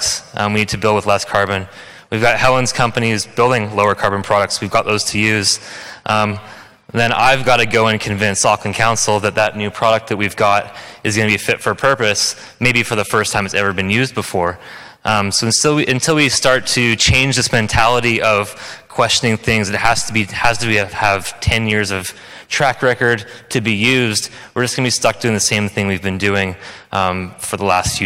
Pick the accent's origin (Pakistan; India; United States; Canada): Canada; now in New Zealand; I come from Canada, so it's not a very big country.